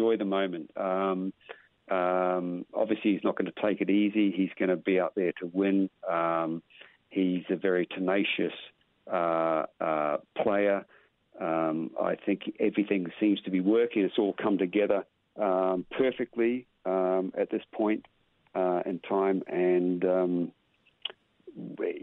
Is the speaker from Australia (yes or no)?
no; Whitianga, Waikato, New Zealand; I learnt my squash where I was born in Whitianga. My dad owned squash courts, so all I did was live down the squash courts